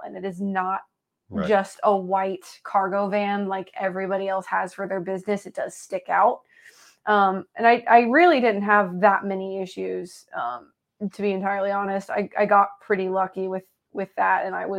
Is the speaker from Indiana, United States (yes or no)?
yes; Indiana, United States; And I'm from Southern Indiana, and you know, kind of that whole region is right across the river from Louisville, Kentucky.